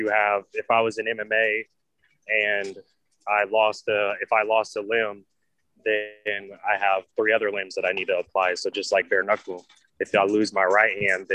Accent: Danville, Illinois, United States; moved away as an adult; also born or lived in St. Petersburg, Florida; now in Tampa, United States; I'm originally from Danville, Illinois.

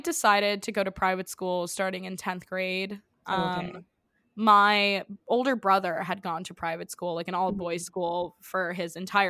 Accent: New York City, New York, United States; I grew up in New York City, and I went to public school from basically preschool till the end of ninth grade.

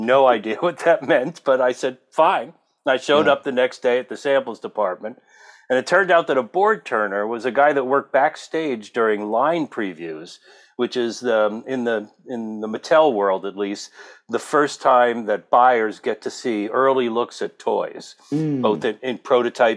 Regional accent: New Jersey, United States; moved away as an adult; also born or lived in Brooklyn, New York / Texas; now in California, United States; I grew up on the East Coast, born in Brooklyn, and then formative years in New Jersey

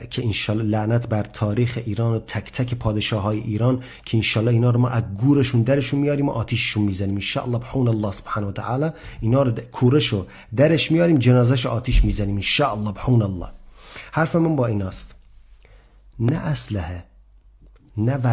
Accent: Lebanon; Persian is a second language; من لبنانی هم. از لبنان هستم

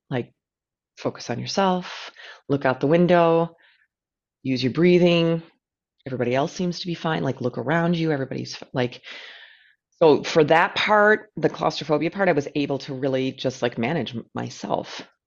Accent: United States; an American who lives in a very flat place

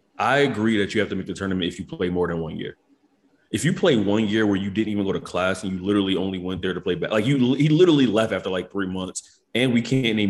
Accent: Philadelphia, Pennsylvania, United States; I mean, I'm the Pride of Lehigh. I'm from Lehigh Avenue in Philadelphia, so that's where we are.

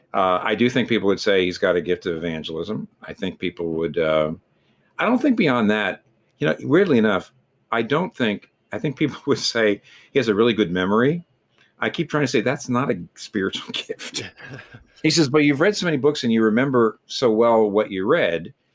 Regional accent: United States; an American like me

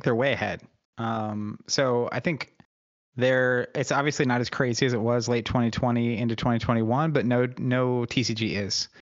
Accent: Oklahoma, United States; I grew up in Oklahoma, so Bible belts, and grew up going to church

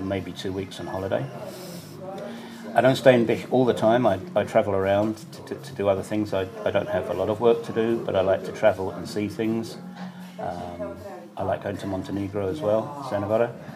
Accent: United Kingdom; moved away as an adult; now in Banja Luka, Bosnia and Herzegovina; as a Brit

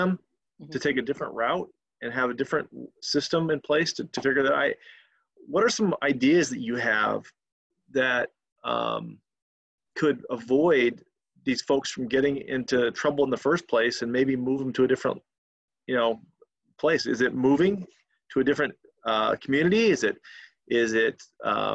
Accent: Yakima, Washington, United States; now in Chicago, United States; I grew up in the Yakima, Washington area

